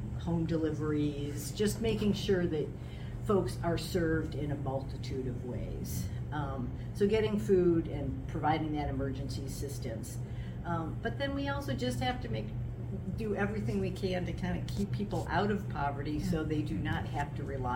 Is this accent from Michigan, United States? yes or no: yes; Detroit, Michigan, United States; moved away as an adult; now in Seattle, United States; I was born in Detroit.